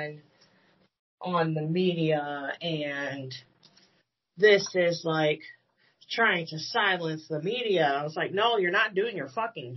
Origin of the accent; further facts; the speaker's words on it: United States; As an American